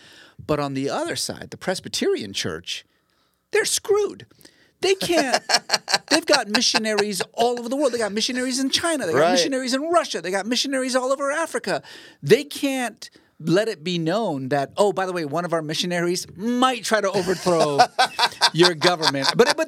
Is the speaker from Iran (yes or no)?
yes; Iran; growing up in Iran, there were elementary schools named Howard Baskerville Elementary School.